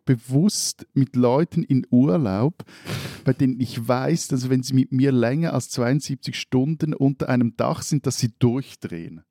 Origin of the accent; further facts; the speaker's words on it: Switzerland; wir als Schweizer